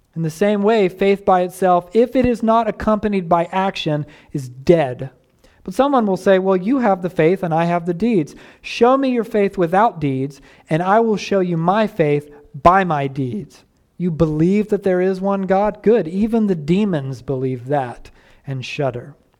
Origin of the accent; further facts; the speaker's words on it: the American South, United States; I grew up steeped in Southern racism